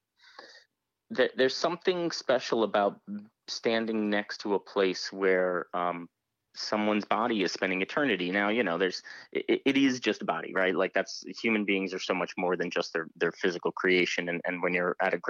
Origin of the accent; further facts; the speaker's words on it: United States; as an American